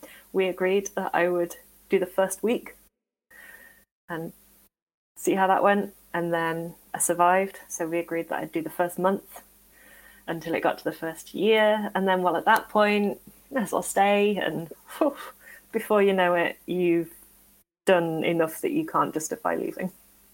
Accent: Derbyshire-Nottingham border, East Midlands, United Kingdom; now in Nottingham, United Kingdom; I am relatively local. So I live in Nottingham. But originally, I am from the Derbyshire-Nottingham border

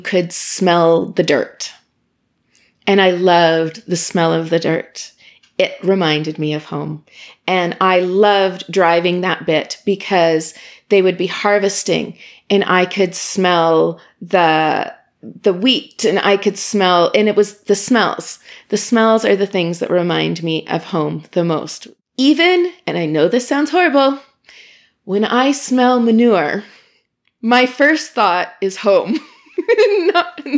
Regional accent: Imperial, Saskatchewan, Canada; born or raised there; moved away as an adult; now in Ottawa, Canada

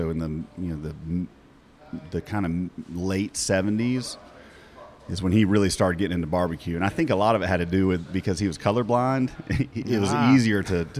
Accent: Decatur, Georgia, United States; I grew up in Decatur

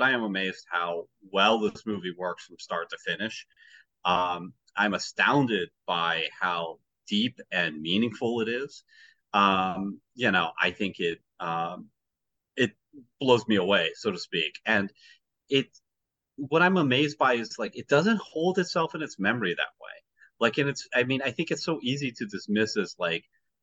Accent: United States; I'm an American

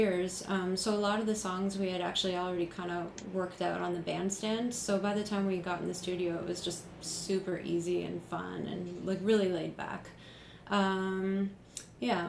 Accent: Canada; I'm Canadian

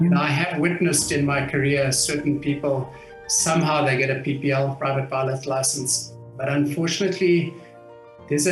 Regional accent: Harare, Zimbabwe; I was born in what was Rhodesia at the time. And I grew up in Harare, which was Salisbury at the time

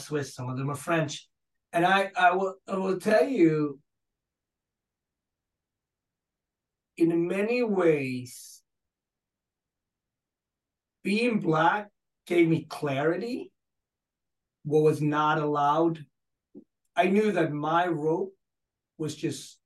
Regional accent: Gothenburg, Västra Götaland, Sweden; moved away as an adult; where I grew up in Gothenburg

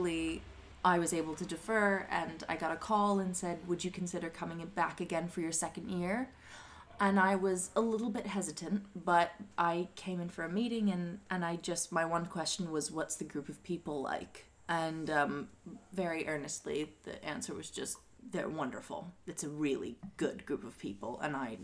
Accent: Branford, Connecticut, United States; I'm originally from Branford, Connecticut

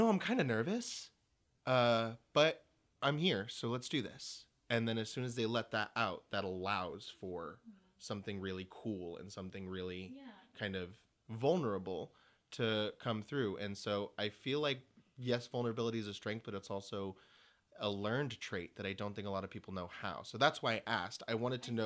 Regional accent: South Texas, United States; now in New York City, United States; I come from South Texas

